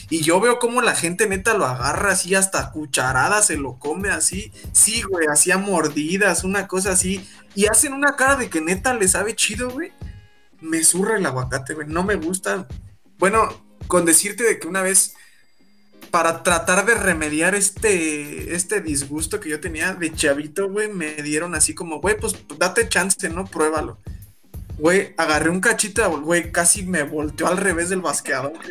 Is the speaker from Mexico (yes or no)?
yes; Mexico; Aunque me lichen, aunque me digan que no soy mexicano, porque no me, me vale madres, güey, no me gusta.